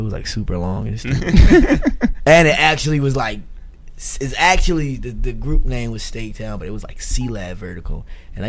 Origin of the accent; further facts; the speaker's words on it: Philadelphia, Pennsylvania, United States; Like I'm from like the Francisville area.